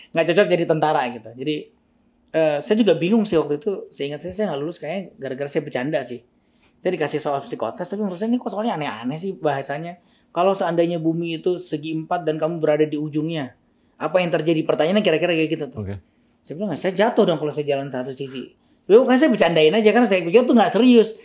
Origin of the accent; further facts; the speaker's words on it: LNG Arun, Sumatra, Aceh, Indonesia; moved away as an adult; also born or lived in Jakarta; saya sekolahnya di Taman Siswa LNG Arun ini, hmm. dari SD SMP itu